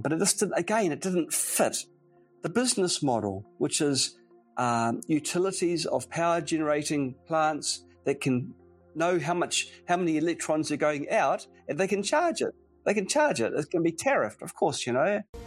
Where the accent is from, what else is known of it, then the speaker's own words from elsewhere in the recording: New Zealand; now in Nanjing, China; it was a normal childhood, nothing remarkable really. But uh, it was in sunny New Zealand.